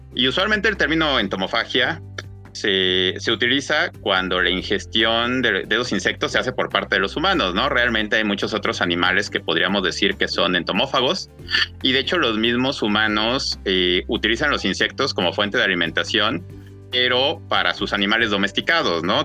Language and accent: Spanish; Mexico City, Mexico; yo nací en la Ciudad de México, así que a pesar de haber eh, nacido y crecido, eh, haber estado la mayor parte de mi vida en una gran, gran ciudad